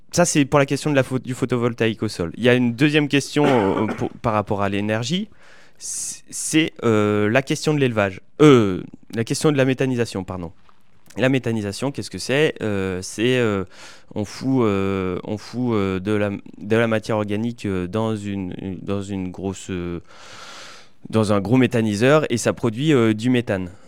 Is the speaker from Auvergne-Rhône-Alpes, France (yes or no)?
no; Limousin, Haute-Vienne, Nouvelle-Aquitaine, France; je viens du Limousin, euh, en Haute-Vienne